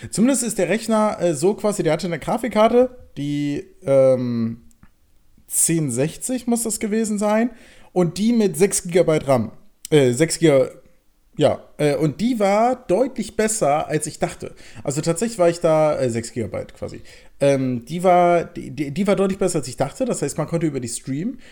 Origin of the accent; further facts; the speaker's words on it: Germany; also born or lived in Berlin; als Deutscher